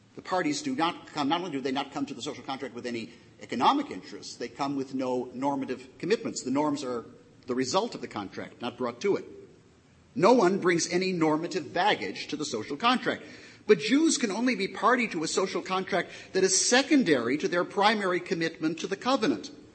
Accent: United States; I'm an American and not an Israeli citizen

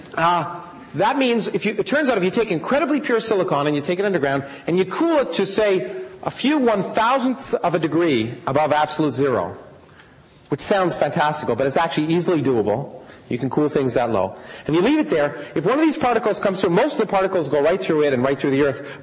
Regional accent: Canada; moved away; I grew up in Canada

